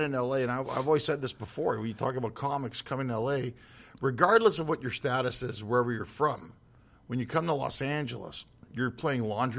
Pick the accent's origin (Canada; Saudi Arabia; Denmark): Canada; moved away as an adult; now in United States; I mean, I'm from Canada, so I've been living here for 8 years.